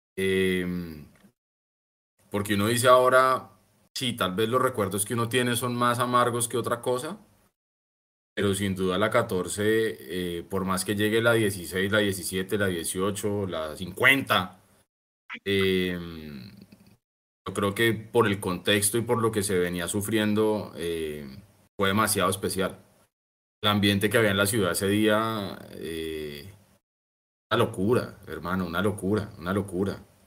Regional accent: Colombia; como buenos colombianos

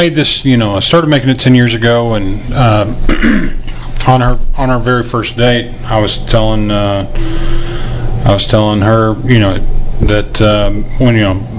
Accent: Lubbock, Texas, United States; I'd take her up to Lubbock, you know, my hometown.

